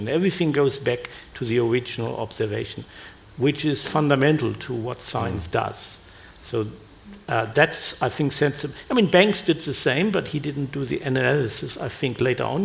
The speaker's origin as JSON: {"language": "English", "country": "Germany", "tie": "born or raised there", "moved": "yes", "lives_now": "Australia", "said": "I grew up in Germany"}